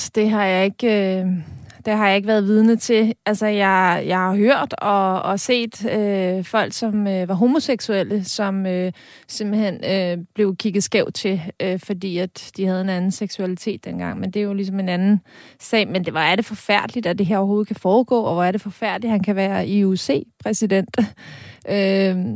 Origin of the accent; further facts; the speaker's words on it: Denmark; jeg er født i Danmark og ikke i Rusland.